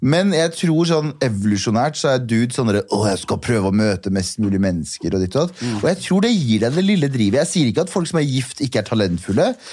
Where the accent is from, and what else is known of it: Mysen, Østfold, Norway; born or raised there; moved away as an adult; also born or lived in Kurdistan / Trondheim; now in Oslo, Norway